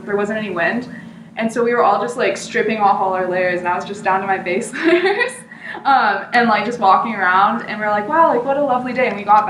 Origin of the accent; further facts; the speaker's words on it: Southern California, United States; I am from SoCal, where things don't get particularly cold